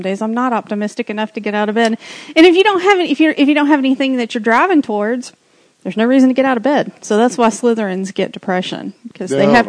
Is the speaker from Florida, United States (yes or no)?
no; Rome, Georgia, United States; moved away; I'm from Rome.